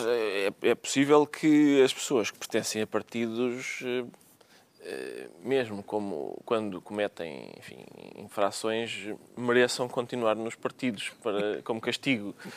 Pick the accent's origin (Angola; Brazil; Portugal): Portugal; Alentejo; eu sou alentejano